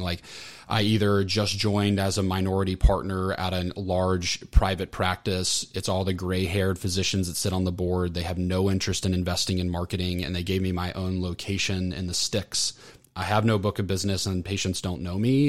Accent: Orlando, Florida, United States; also born or lived in Atlanta; I grew up, grew up, born and raised in Orlando, so a Floridian

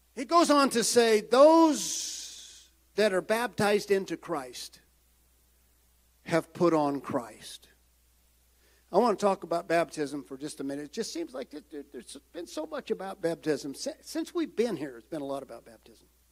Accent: United States; I am proud American

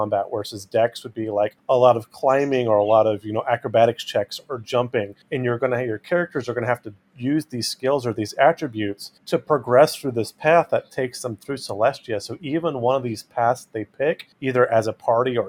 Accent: United States; now in East Tennessee / Southwest Virginia, United States; I grew up in the Sierra Nevadas

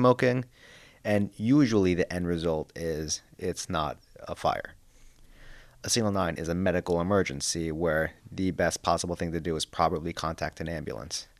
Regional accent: Long Island, New York, United States; moved away; I'm from Long Island, New York

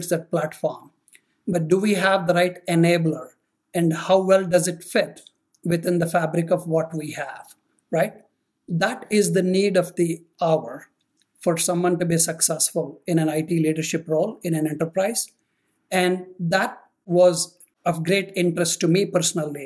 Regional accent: Rajahmundry, Andhra Pradesh, India; moved away as an adult; also born or lived in Atlanta; now in United States; I was brought up in India, born in a highly orthodox family

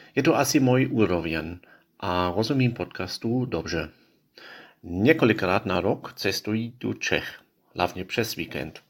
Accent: Israel; Czech is a second language; now in Prague, Czechia; z Izraeli. Já bydlím v Praze

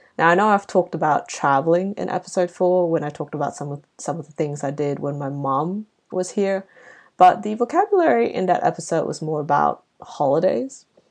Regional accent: Malaysia; now in Australia; growing up in Southeast Asia

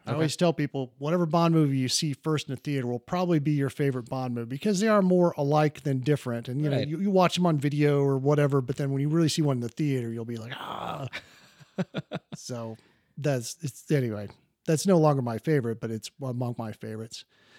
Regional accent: Columbus, Ohio, United States; I'm from Columbus, Ohio.

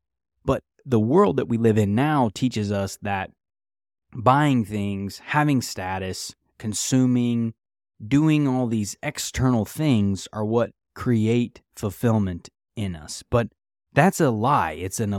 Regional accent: United States; So something I think as an American citizen, we talk about the pursuit of happiness that's your right.

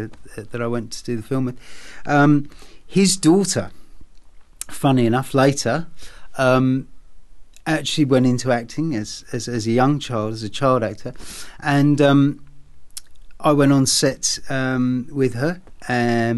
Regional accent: England, United Kingdom; moved away; Being an Englishman, well, growing up in England anyway, as a child

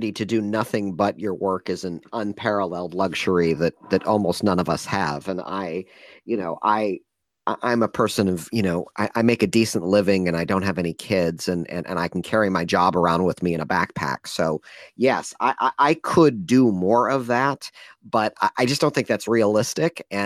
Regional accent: Midwest, United States; now in San Francisco, United States; I've been in San Francisco almost 20 years, even though I'm originally from the Midwest, um, okay. and proudly so.

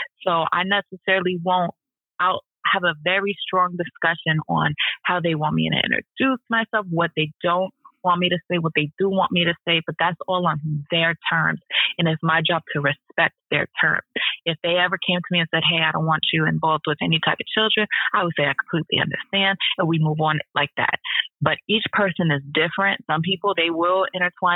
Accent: Philadelphia, Pennsylvania, United States; I'm from Philly

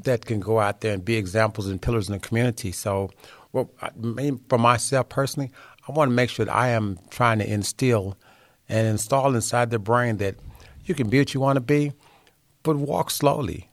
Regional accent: Hillsboro, Texas, United States; also born or lived in Dallas, Texas; I was born in a little small town called Hillsboro, Texas.

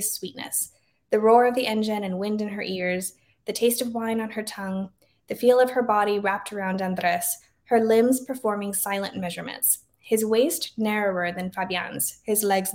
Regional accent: Laredo, Texas, United States; now in San Antonio, United States; growing up in Laredo where everybody's Mexican

